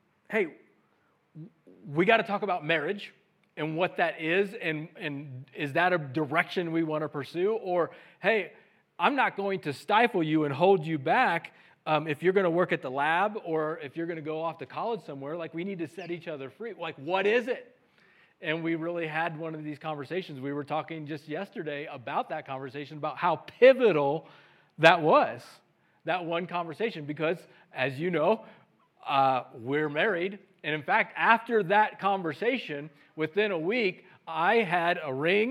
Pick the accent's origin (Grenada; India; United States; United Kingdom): United States; Missouri; I'm from Missouri, the show me state